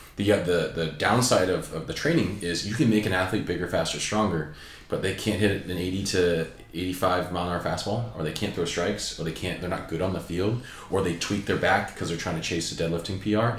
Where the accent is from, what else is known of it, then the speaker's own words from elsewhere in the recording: Southern California, United States; I grew up in Southern California